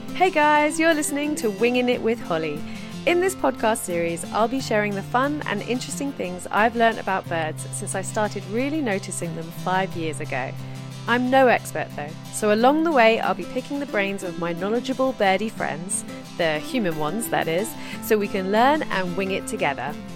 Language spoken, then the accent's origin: English; South East England, United Kingdom; I'm from the uh, the south coast and I live in Brighton